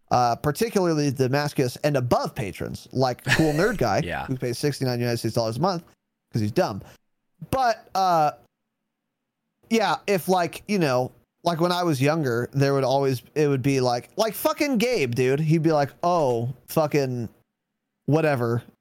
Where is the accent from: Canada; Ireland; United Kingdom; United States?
Ireland; as an Irishman, I love all things potato, of course.